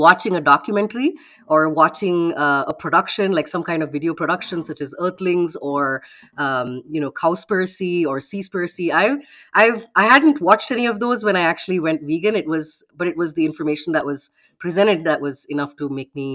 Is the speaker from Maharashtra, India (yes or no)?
no; Bangalore, Karnataka, India; moved away as an adult; also born or lived in Bahrain; now in Dayton, United States; I was born in India, and I've lived in three countries so far in my life. One of them was in the Middle East, in Bahrain, where I spent my early childhood. Bulk of my life was spent in Bangalore, in India, and the last 12 years or so, I've been in the United States